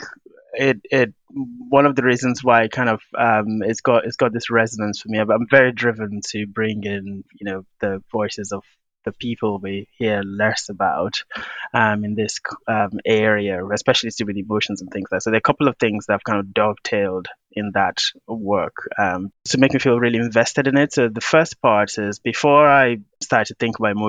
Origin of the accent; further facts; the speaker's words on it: Nigeria; I'm from Nigeria and I've had that African experience